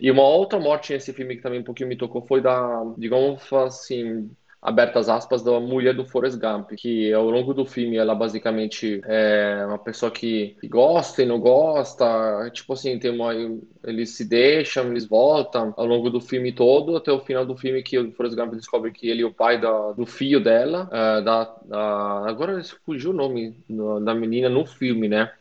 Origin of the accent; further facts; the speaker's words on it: Italy; dois ou três filmes que marcaram na minha infância, fora do Brasil, na Itália